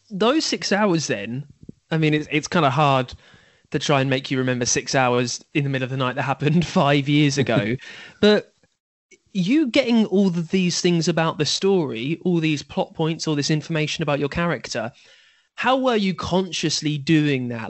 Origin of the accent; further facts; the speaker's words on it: United Kingdom; I am British after all.